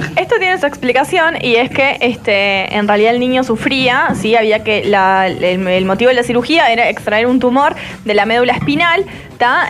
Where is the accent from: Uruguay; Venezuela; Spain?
Uruguay; Yo nací en Uruguay